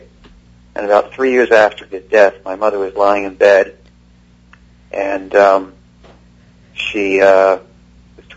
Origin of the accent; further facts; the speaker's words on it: Toronto, Ontario, Canada; moved away; also born or lived in England; I grew up in Toronto, Canada. I was born in England. I grew up in Toronto, Canada